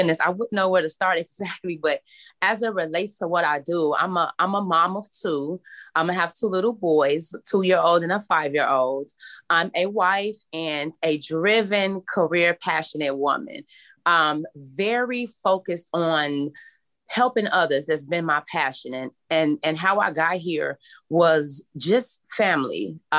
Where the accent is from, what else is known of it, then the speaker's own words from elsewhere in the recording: Chicago, Illinois, United States; I come from Chicago where I live in a community where poverty is really huge.